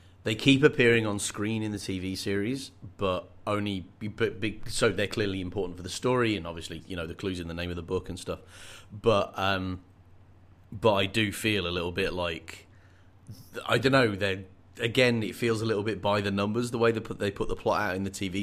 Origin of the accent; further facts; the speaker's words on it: Birmingham, West Midlands, United Kingdom; the accent from where I grew up in Birmingham